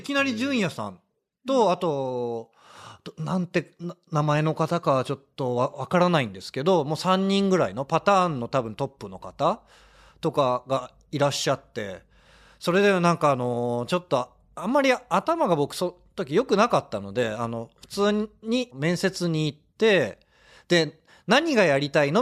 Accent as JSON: {"language": "Japanese", "region": "Tokyo", "country": "Japan", "tie": "born or raised there", "said": "東京生まれだったのも、"}